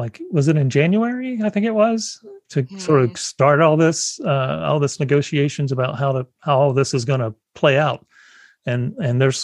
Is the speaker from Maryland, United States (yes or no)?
no; South Carolina, United States; moved away; legislation is being challenged in South Carolina. So my home state